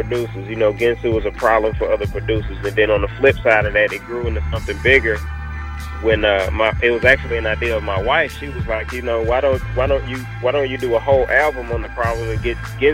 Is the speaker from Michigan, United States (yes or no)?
no; Jackson, Mississippi, United States; now in Dallas, United States; Right now, I currently reside in Dallas, Texas. I'm originally from Jackson, Mississippi, but I'm in Dallas, Texas right now.